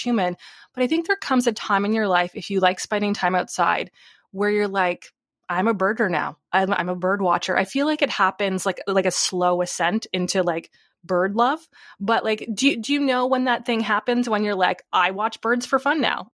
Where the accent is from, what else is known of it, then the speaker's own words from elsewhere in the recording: Tilbury, Ontario, Canada; I'm actually from Southern Ontario. It's actually called Tilbury.